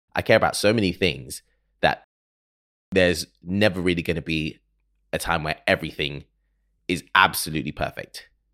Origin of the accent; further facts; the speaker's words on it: Ghana; I am from Ghana. I'm Ghanaian, so we say Happy New Year until June